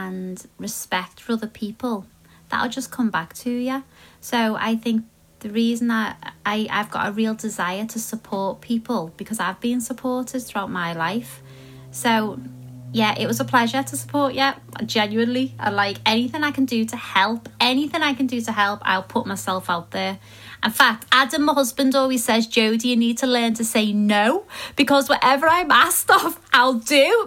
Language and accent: English; Liverpool, North West England, United Kingdom; I was a girl from Liverpool